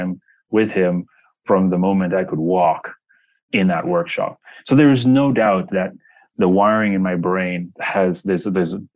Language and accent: English; Zambezi, North-Western Province, Zambia; I come from Zambia, a very remote, poor area of, I should say Zambezi, a very remote, poor area of Zambia, and very rural. At the time, I grew up in a place where there was one car in the entire town.